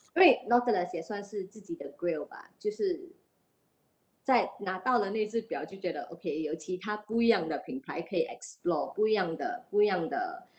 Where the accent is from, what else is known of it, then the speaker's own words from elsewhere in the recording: Singapore; 我们新加坡人就比较 shift 的 focus 去车，买车啊，买表啊